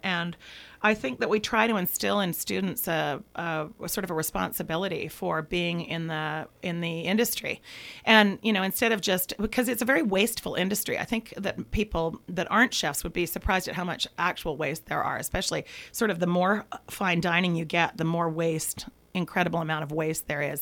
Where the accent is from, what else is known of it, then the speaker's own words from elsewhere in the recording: Vancouver, British Columbia, Canada; I'm from Vancouver, Canada